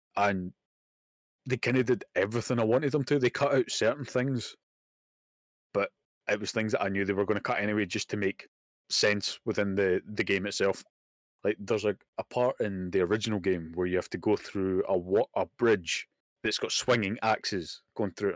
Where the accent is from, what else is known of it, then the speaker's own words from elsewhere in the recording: Scotland, United Kingdom; I'm Scottish